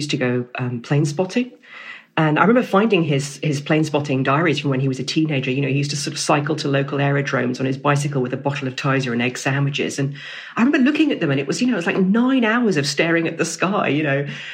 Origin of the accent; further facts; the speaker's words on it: Camberley, South East England, United Kingdom; I grew up in Camberley in Surrey